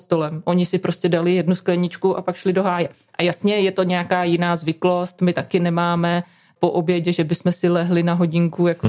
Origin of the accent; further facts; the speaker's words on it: Moravian Wallachia, Zlín Region, Czechia; já jsem z Valašska, ze Znínska